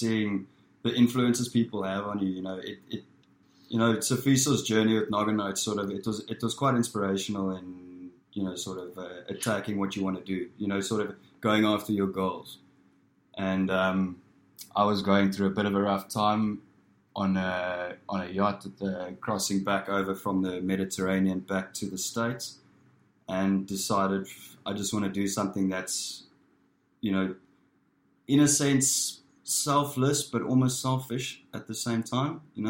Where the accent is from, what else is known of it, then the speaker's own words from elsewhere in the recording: Pretoria, Gauteng, South Africa; I'm born and raised in South Africa, so in Pretoria, which is the capital of South Africa.